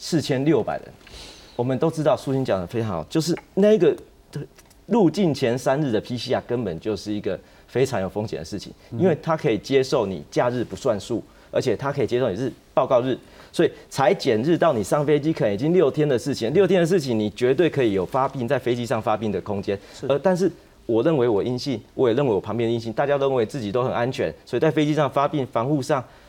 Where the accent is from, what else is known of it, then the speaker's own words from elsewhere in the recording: Taiwan; 就这两个礼拜帮帮我们台湾人一下，帮台湾医护一下